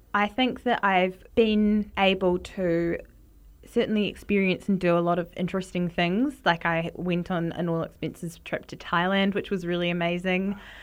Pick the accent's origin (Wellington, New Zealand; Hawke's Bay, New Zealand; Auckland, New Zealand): Wellington, New Zealand; Growing up in New Zealand, my mum always used to buy Vegemite because my dad is from Australia and she's from the U K